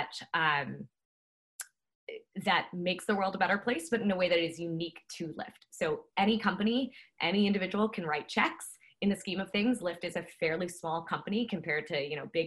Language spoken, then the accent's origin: English; New Jersey, United States; moved away as an adult; also born or lived in Pennsylvania / Tanzania / Malawi / New York; my background is I grew up in New Jersey.